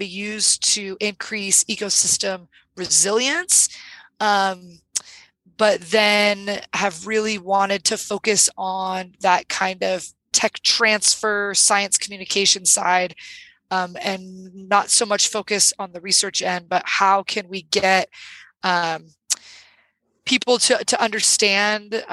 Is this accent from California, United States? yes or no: yes; Sierra Nevada mountains of California, United States; I grew up in the Sierra Nevada mountains of California